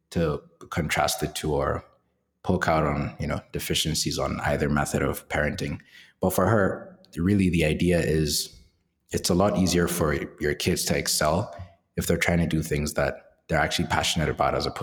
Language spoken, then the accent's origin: English; Nigeria; So Nigeria is a it's, a crazy country, and it's it's both entertaining and is also both quite crazy from an economic standpoint. So living there is a mix of, I guess, using comedy to cope